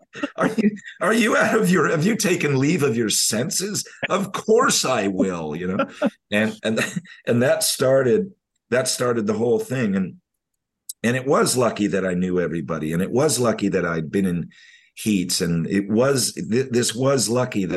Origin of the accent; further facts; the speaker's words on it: California, United States; moved away as an adult; also born or lived in Australia; now in Bali, Indonesia; for us in California